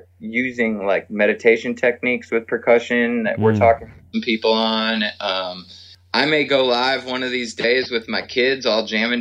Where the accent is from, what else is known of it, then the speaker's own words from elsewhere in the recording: Minneapolis, Minnesota, United States; now in Nashville, United States; we're both originally from Minneapolis, St. Paul area.